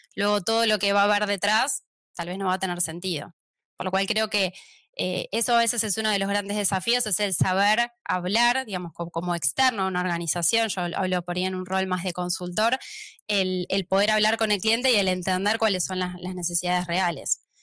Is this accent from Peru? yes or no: no; Argentina; accent: Argentine; moved away as an adult; now in Barcelona, Spain; van a notar por mi acento que soy argentina